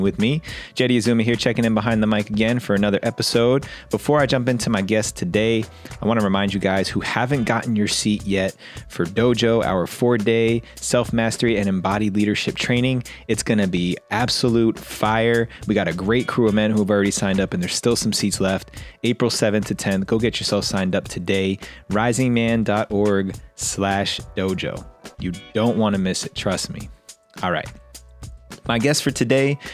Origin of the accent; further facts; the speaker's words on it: New Jersey, United States; moved away; I grew up in New Jersey